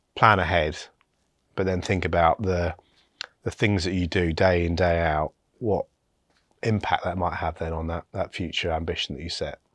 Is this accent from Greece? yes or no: no; West Sussex, South East England, United Kingdom; also born or lived in Bristol; I was born in Bristol, um, then moved to, um, a part, a small village in West Sussex